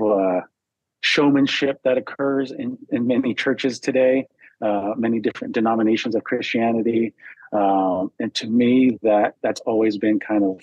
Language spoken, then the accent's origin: English; United States; also born or lived in Arizona; I grew up Catholic in California and Arizona